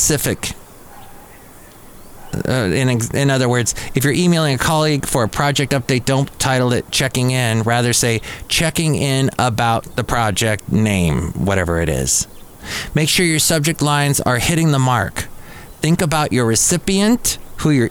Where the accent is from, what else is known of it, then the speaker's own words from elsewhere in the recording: Southern California, United States; I grew up in Southern California